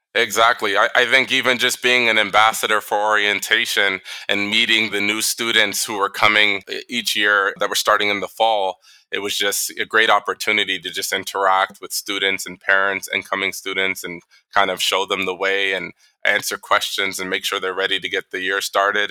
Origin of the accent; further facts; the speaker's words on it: Toronto, Ontario, Canada; also born or lived in New York / Boston; now in Saudi Arabia; I grew up in Toronto.